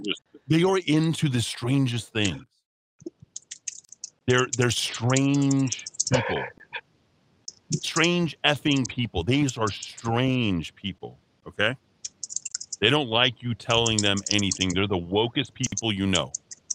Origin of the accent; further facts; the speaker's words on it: Los Alamos, New Mexico, United States; I grew up in Los Alamos.